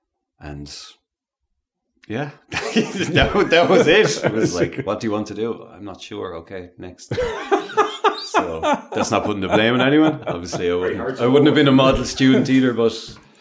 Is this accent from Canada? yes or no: no; Clonmel, Tipperary, Ireland; born or raised there